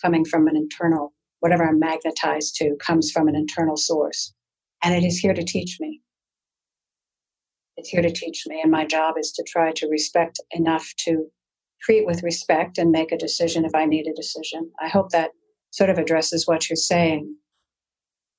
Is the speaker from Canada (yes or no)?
yes; Canada